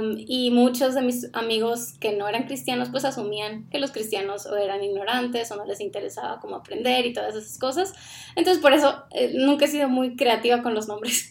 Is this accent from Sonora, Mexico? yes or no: yes; Sonora, Mexico; moved away as an adult; also born or lived in Ciudad Obregón, Mexico; now in Guatemala; nosotros somos originarios de Sonora, México. Vivíamos en Ciudad Obregón